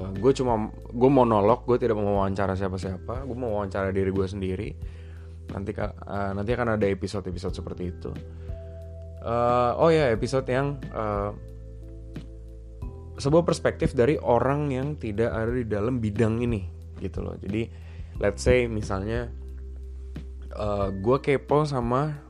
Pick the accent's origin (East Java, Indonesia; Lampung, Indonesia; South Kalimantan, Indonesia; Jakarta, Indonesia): Jakarta, Indonesia; born there; And then gue lahir di Jakarta tanggal 16 Desember 1992.